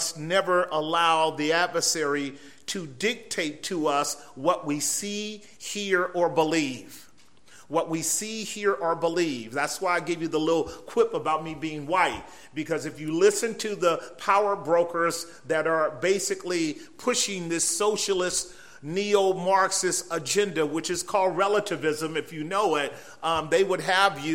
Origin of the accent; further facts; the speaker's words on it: San Francisco Bay Area, California, United States; we're from the San Francisco Bay Area, but not quite San Francisco. We are across the water in much more milder territory, if you will, and we've been there all of our lives.